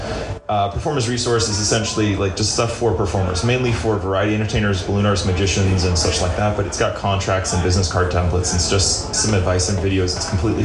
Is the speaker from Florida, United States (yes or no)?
yes; Stuart, Florida, United States; I was born in Stuart, Florida